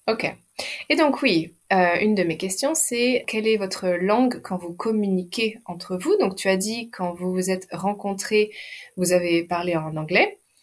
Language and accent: French; France; Je suis française et mon mari est anglais